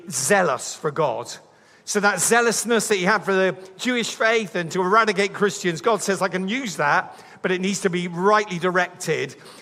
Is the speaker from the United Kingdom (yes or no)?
yes; Bristol, South West England, United Kingdom; I'm from Bristol